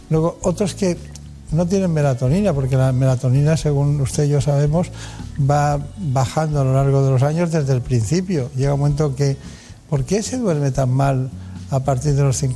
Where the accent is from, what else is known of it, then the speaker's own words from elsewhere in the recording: Córdoba, Andalusia, Spain; also born or lived in Málaga; Soy de Córdoba.